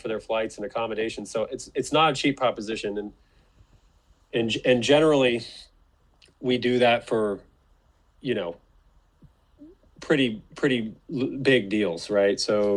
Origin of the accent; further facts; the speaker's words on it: North Carolina, United States; my home state of North Carolina